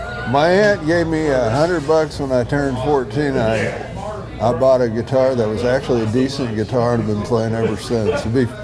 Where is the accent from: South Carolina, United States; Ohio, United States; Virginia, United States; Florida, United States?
Ohio, United States; Amelia; now in Houston, United States; I grew up in Cincinnati, Ohio, a little town called Amelia, but Houston's been my home for the last over 40 years now.